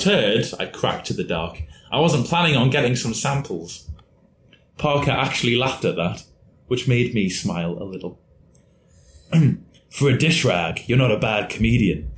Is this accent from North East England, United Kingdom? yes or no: yes; Newcastle upon Tyne, North East England, United Kingdom; I am from Newcastle